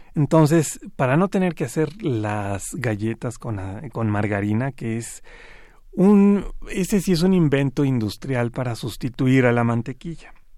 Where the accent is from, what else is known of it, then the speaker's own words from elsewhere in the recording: Mexico; nosotros como mexicanos